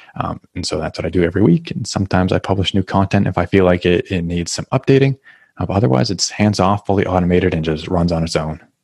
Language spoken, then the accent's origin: English; New Hampshire, United States; moved away as an adult; now in Massachusetts, United States; I grew up in New Hampshire. Now I'm in Massachusetts